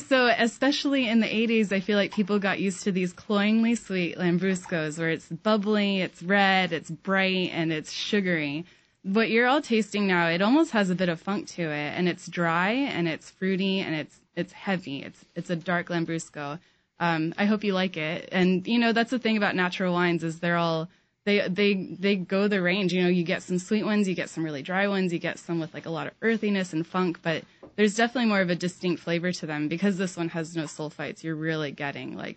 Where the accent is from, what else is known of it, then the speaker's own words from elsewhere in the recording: Sonoma County, California, United States; moved away; I grew up in Sonoma County, California